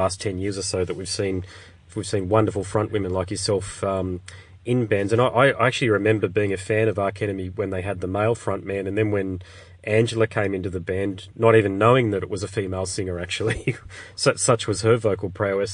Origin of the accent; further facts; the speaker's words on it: Brisbane, Queensland, Australia; I'm from Brisbane